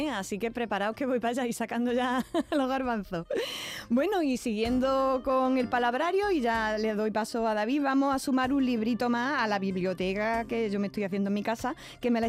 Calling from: Úbeda, Andalusia, Spain; Hola, buenos días. Soy … de Úbeda.

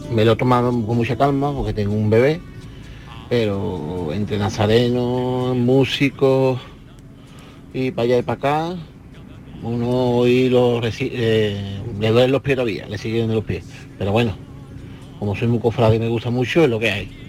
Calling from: Seville, Andalusia, Spain; Hola, buenas tardes. … de Sevilla.

